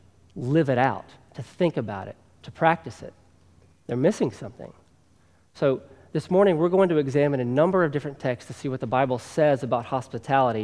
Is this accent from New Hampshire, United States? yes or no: no; Tennessee, United States; accent: Southern; moved away; if my accent hasn't already given me away, I was born and raised in the South, in Tennessee